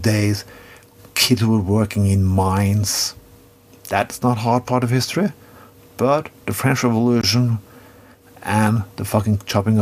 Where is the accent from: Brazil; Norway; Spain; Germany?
Norway; I come from Norway